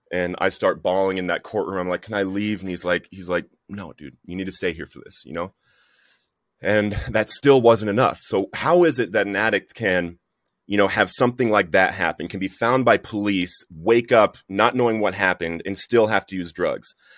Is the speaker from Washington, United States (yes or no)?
no; Littleton, Colorado, United States; I grew up in Littleton, Colorado. I went to Columbine High School